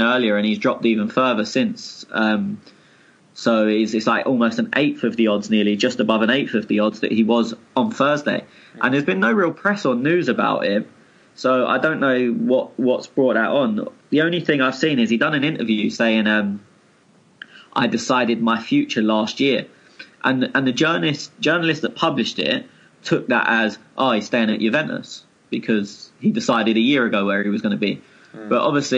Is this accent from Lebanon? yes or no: no; England, United Kingdom; as an Englishman